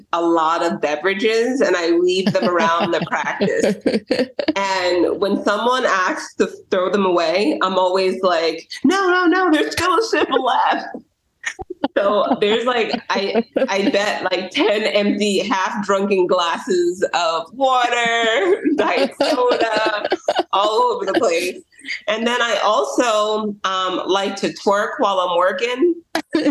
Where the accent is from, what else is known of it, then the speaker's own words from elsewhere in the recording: Antigua & Barbuda; I was born in Antigua